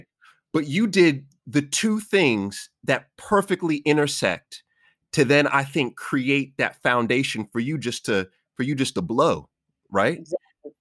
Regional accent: New York City, New York, United States; I was born in Jamaica, Queens

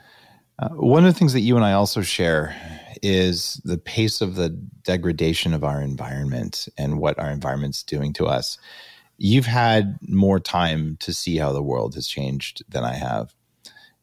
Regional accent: New Mexico, United States; now in Canada; I grew up in New Mexico actually collecting wild pine nuts.

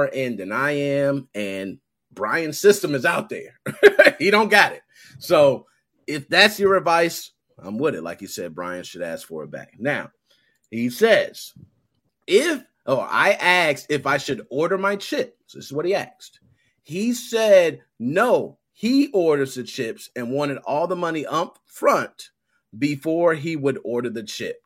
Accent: Chicago, Illinois, United States; I was born and raised in Southside Chicago

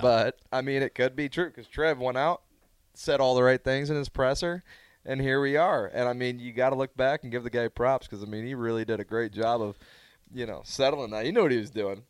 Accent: Omaha, Nebraska, United States; I'm from Omaha

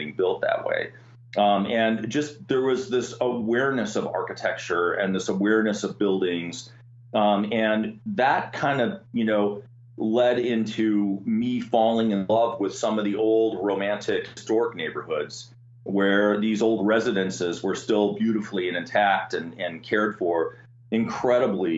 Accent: Milwaukee, Wisconsin, United States; I'm a Midwest kid, so I grew up in Wisconsin, and my hometown is Milwaukee

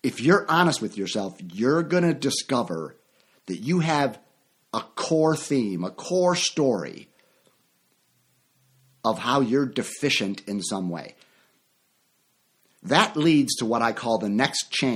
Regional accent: Chicago, Illinois, United States; moved away; also born or lived in Orlando, Florida; my hometown of Chicago

